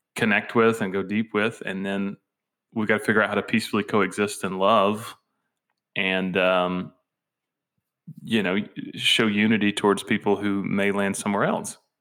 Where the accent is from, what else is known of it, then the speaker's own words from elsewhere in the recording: Georgia, United States; moved away as an adult; now in Tennessee, United States; growing up in Georgia